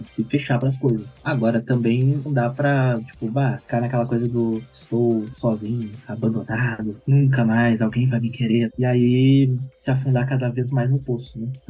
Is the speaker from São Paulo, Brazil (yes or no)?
no; Porto Alegre, Rio Grande do Sul, Brazil; eu sou de Porto Alegre, Rio Grande do Sul